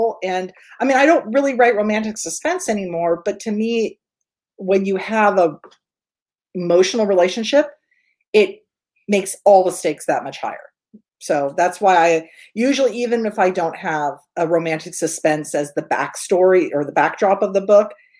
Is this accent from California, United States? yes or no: yes; Northern California, United States; I'm from Northern California.